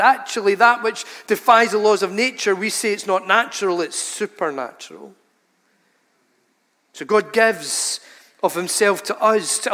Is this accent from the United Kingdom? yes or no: yes; United Kingdom; we're British people